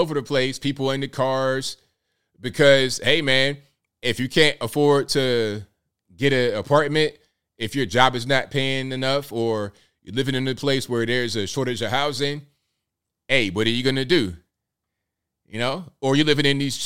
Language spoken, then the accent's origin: English; Newport News, Virginia, United States; we came from West Virginia to Virginia in a small mobile home. Parked it right there in the hood in Newport News